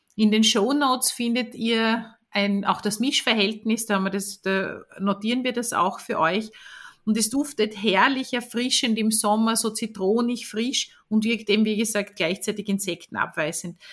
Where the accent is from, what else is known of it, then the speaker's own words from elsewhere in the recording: Vorau, Styria, Austria; in der Oststeiermark in Vora. Das ist der Ort, wo ich aufgewachsen bin